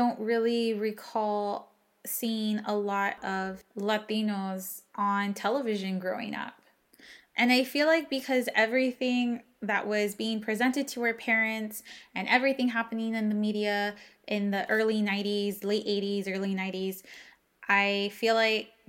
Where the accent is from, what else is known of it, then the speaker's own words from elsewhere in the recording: United States; first language English; moved away as an adult; also born or lived in Austin, Texas; growing up in the Valley